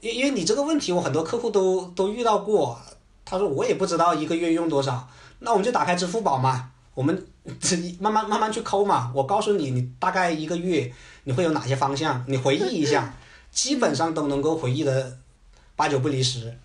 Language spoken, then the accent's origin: Chinese; China; 我们中国人比较喜欢的这种返还型的保险